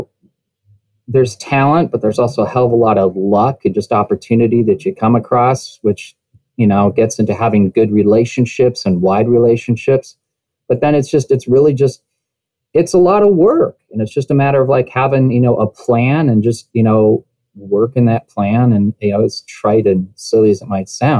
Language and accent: English; a small town in Northern California, United States; I grew up in a small town in Northern California